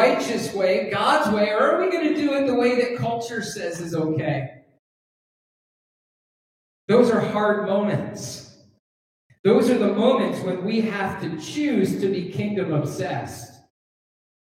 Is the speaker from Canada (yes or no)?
yes; Canada; now in United States; I'm a Canadian. And I'm a Canadian citizen, actually. I'm a permanent resident of the United States, but I'm a Canadian citizen